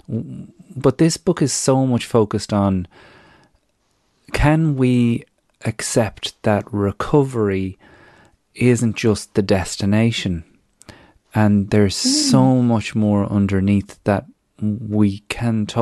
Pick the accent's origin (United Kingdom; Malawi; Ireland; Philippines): Ireland; moved away; as an Irish person